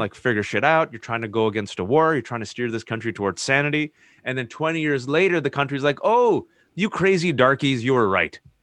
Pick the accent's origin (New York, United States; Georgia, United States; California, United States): California, United States; Bay Area; growing up in the Bay Area